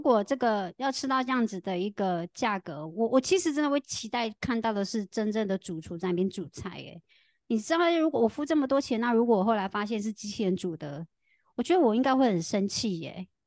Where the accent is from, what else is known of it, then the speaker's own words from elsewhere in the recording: Tainan, Taiwan; 在台湾，我的家乡台南，我们已经有超先进，我们早在二零二零年的时候非常先进。我们民权路上就已经出现了机器人手臂咖啡